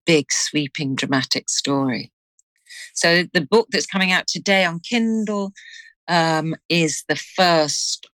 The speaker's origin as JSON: {"language": "English", "town": "Liverpool", "region": "North West England", "country": "United Kingdom", "tie": "born or raised there", "said": "my hometown of Liverpool"}